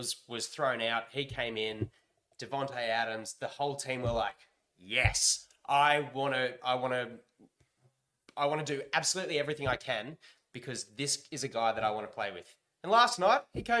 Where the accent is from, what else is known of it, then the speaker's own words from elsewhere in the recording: Australia; we're pretty ruffians, us Australians